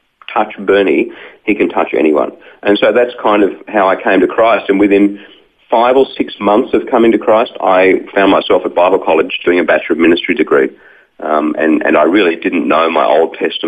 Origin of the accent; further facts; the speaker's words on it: Wollongong, New South Wales, Australia; I grew up in Wollongong, just south of Sydney